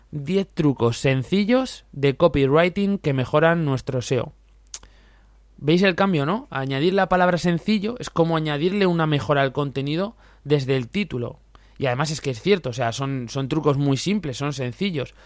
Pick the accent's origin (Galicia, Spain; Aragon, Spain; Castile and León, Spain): Aragon, Spain; Zaragoza; Yo como soy de Zaragoza